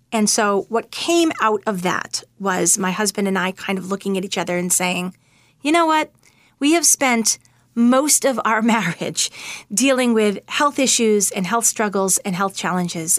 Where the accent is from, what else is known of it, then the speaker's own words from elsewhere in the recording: Winchester, Massachusetts, United States; moved away as an adult; also born or lived in Manhattan, New York; I'm from Winchester, Massachusetts, and I live there now as well. I actually spent about ten years in Manhattan, which were very formative years for me. But when I met my husband, I actually asked him if he would be okay with coming back to where I grew up